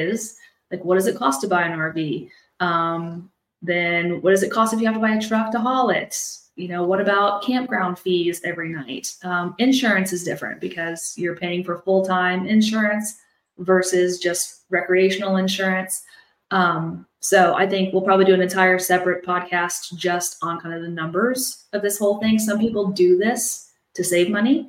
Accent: Midwest, United States; now in Houston, United States; we're both from the Midwest. So we both grew up with snow

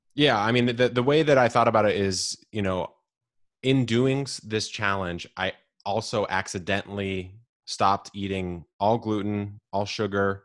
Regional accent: San Diego, California, United States; I grew up in Southern California, s, here in San Diego

